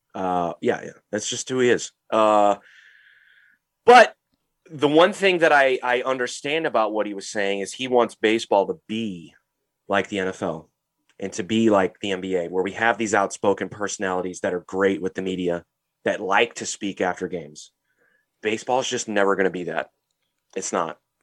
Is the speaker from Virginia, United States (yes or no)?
no; St. Louis, Missouri, United States; we're from Saint Louis, Missouri